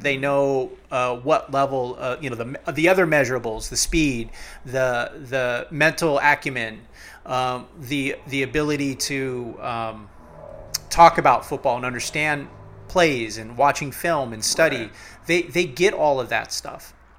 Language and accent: English; Cleveland, Ohio, United States; I'm from cleveland. I was born in Cleveland